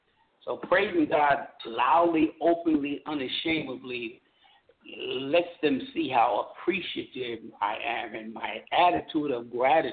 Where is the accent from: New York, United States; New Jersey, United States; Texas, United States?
New York, United States; New York City; now in Delaware, United States; You know I'm from Brooklyn.